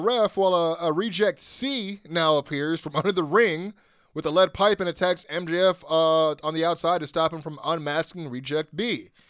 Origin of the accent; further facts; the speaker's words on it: Canada; now in Orlando, United States; It's me, live from Florida, in Orlando. I live here now, but I'm still Canadian.